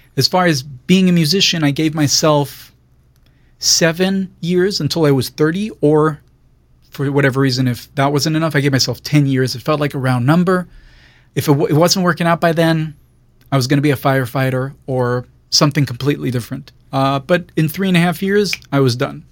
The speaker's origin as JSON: {"language": "English", "town": "Jerusalem", "region": "Jerusalem District", "country": "Israel", "tie": "born or raised there", "moved": "as an adult", "lives_now": "Los Angeles, United States", "said": "born and raised in Israel, um, Jerusalem"}